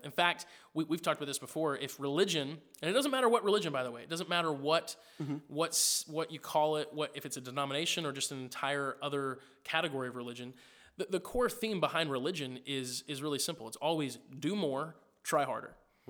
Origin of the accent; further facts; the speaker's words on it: Springfield, Missouri, United States; I grew up in Springfield, Missouri. Well, I grew up in a lot of places. I moved around a lot. But I spent a big chunk of my early days in Springfield.